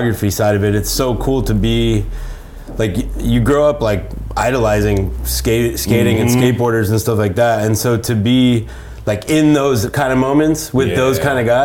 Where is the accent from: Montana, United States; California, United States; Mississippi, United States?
California, United States; San Francisco; also born or lived in New York / Barcelona; I grew up in San Francisco